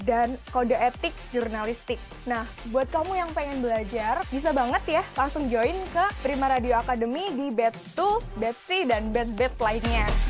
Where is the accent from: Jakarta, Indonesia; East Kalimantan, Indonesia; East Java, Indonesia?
East Java, Indonesia; Gresik; asal aku dari Gersik, aku jauh-jauh dari Gersik ke Surabaya